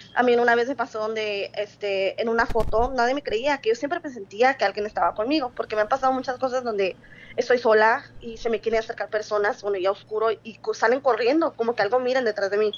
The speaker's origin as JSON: {"language": "Spanish", "region": "Sonora", "country": "Mexico", "moved": "yes", "lives_now": "Phoenix, United States", "said": "soy de Agua Sonora, pero vivo en Phoenix, Arizona"}